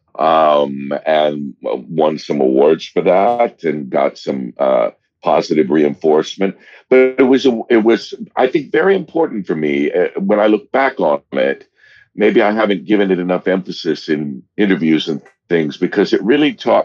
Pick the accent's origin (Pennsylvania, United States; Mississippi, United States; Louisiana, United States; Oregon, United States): Oregon, United States; Monmouth; I grew up in Oregon. Most of my childhood in a little town of between 2,000 and 3,000 people called Monmouth, Oregon, with one stoplight.